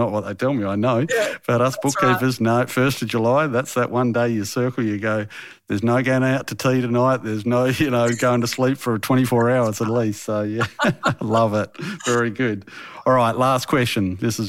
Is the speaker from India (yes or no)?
no; Australia; When it comes to Hungary, I'm very Australian.